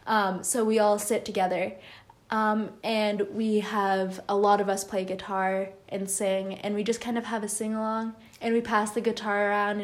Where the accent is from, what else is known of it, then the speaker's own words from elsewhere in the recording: United States; also born or lived in Canada; growing up, because we grew up in the U.S., we would celebrate both